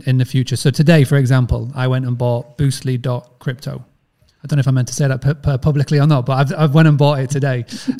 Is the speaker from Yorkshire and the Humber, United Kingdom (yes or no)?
yes; Yorkshire and the Humber, United Kingdom; accent: Yorkshire; my Yorkshire accent